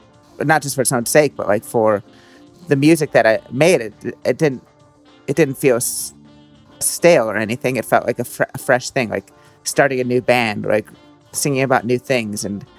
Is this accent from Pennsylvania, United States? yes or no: yes; Philadelphia, Pennsylvania, United States; also born or lived in Brooklyn; now in New Jersey, United States; I grew up in like outside Philadelphia